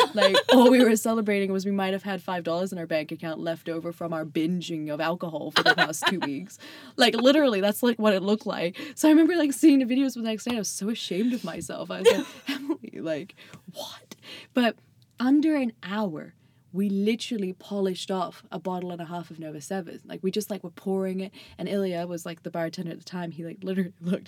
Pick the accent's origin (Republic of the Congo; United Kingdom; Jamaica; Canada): United Kingdom; seaside town on the English Channel, Southern England; moved away; I'm actually from Southern England.